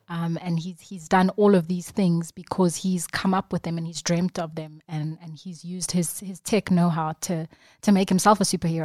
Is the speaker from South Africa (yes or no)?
yes; Durban, KwaZulu-Natal, South Africa; I was born and bred in Durban